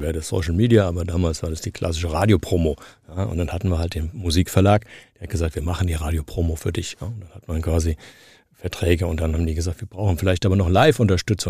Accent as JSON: {"language": "German", "town": "Frankfurt", "region": "Hesse", "country": "Germany", "tie": "born or raised there", "accent": "Frankfurterisch", "said": "Ich bin in dieser Stadt geboren, ich bin in den Kindergarten, ich bin in die Schule, ich habe hier studiert"}